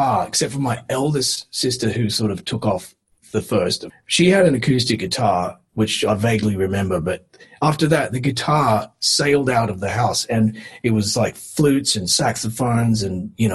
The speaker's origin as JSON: {"language": "English", "region": "Western Australia", "country": "Australia", "moved": "yes", "said": "we just started breaking out of WA and came over"}